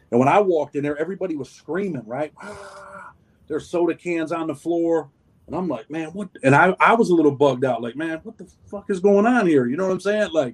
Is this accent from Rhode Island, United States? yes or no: no; New York, United States; I'm from New York, so my politics are a little bit different because I've been in New York State prison